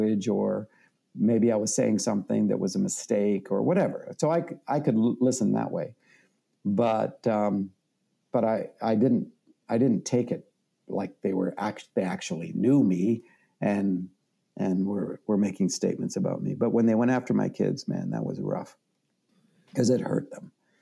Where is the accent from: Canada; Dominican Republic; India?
Canada; I'm Canadian